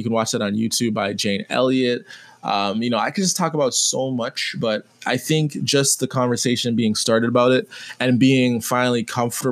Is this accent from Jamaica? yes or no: yes; Jamaica; being Jamaican